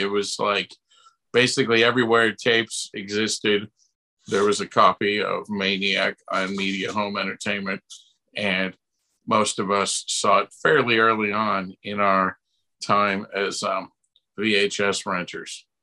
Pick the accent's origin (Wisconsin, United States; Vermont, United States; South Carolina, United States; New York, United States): New York, United States; Buffalo; I grew up in Buffalo, New York